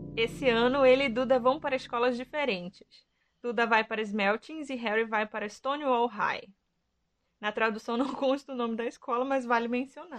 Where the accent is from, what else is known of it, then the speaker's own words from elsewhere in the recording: Pará, Brazil; no meu país, Pará